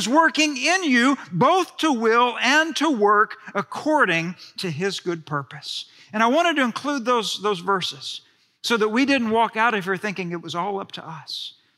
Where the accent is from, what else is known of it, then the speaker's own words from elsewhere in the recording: Friendswood, Texas, United States; I've told you that I was raised in Friendswood, Texas, suburb south of Houston.